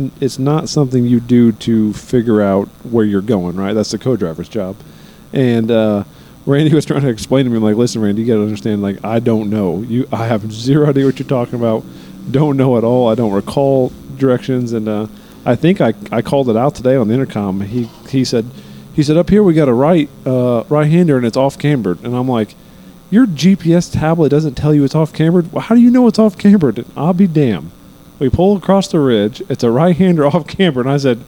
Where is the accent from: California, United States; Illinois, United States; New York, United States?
Illinois, United States; Effingham; we're from Effingham, Illinois